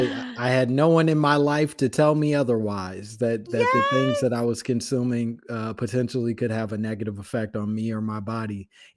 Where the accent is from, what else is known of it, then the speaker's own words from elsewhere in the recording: Oak Park, Illinois, United States; I'm from Chicago. So Oak Park, Illinois. So right outside of Chicago.